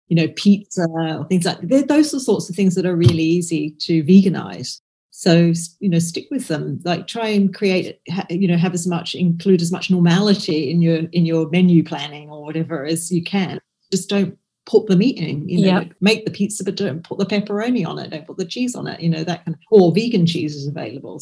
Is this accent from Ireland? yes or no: no; Australia; now in Scotland, United Kingdom; I grew up in Australia, so my family are in Australia, so I go back to Australia to see them